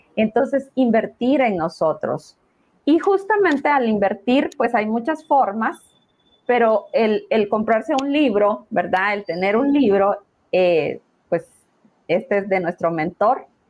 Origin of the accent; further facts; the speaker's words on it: Guatemala; como guatemaltecos